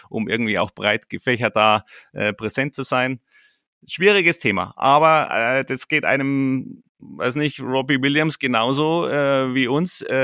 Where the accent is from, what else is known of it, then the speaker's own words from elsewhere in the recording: Bad Tölz, Bavaria, Germany; born there; Ähm, ich bin Bayer durch und durch. Ich bin hier in Bad Hölz geboren und ich stehe voll zu meinen Wurzeln.